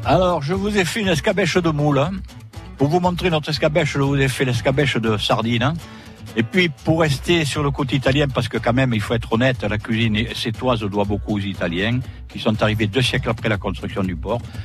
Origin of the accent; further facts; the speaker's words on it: Sète, Occitania, France; moved away as an adult; also born or lived in Paris; j'étais habitant de la Pointe.